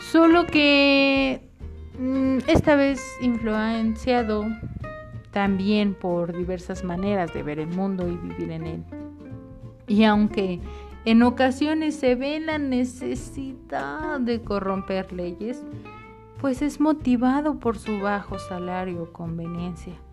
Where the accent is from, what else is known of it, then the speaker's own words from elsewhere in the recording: Mexico; Algunos de nosotros como mexicanos optamos por ser solidarios